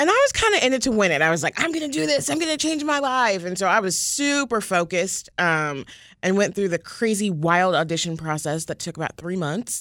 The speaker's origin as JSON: {"language": "English", "region": "the South", "country": "United States", "tie": "born or raised there", "also_born_or_lived": "Indianapolis", "moved": "yes", "said": "how I was brought up from the South"}